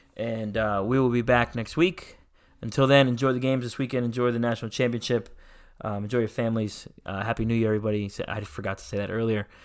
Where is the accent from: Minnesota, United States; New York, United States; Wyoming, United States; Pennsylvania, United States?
Pennsylvania, United States; moved away; I'm from Pennsylvania originally, so I, I grew up watching Philly